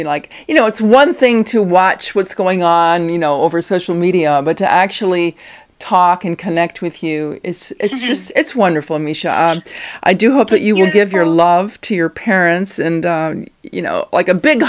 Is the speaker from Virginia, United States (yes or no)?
yes; Richmond, Virginia, United States; I'm from Richmond.